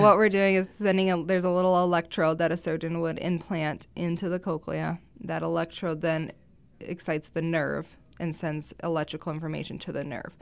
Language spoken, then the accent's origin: English; Rapid City, South Dakota, United States; also born or lived in Sioux City, Iowa / Vermillion, South Dakota; I'm born and raised in Rapid City